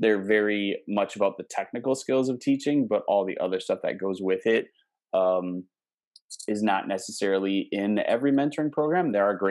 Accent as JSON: {"language": "English", "region": "Midwest", "country": "United States", "also_born_or_lived": "Houston, Texas", "accent": "Midwestern", "moved": "as an adult", "said": "I've gotten back into my Midwest habits. So now I have this weird mix of like Texas slang, but I sound like a Midwesterner saying it"}